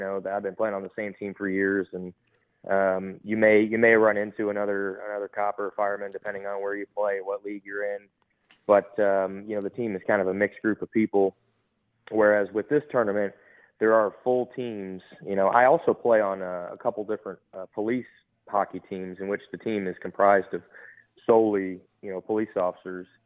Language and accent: English; Detroit, Michigan, United States; moved away as an adult; now in Texas, United States; I was born and raised in Detroit, Michigan.